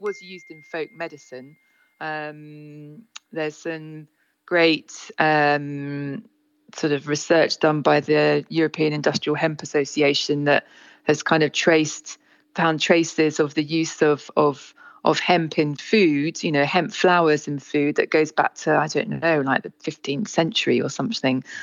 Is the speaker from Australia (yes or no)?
no; Isle of Wight, South East England, United Kingdom; moved away as an adult; I grew up on the Isle of Wight. I was here really until until I went to university until 18